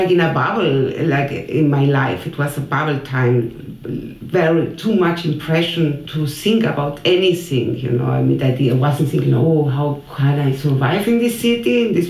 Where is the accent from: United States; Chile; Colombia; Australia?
Chile; English is a second language; moved away as an adult; now in Berlin, Germany; when you live outside from Chile, I came here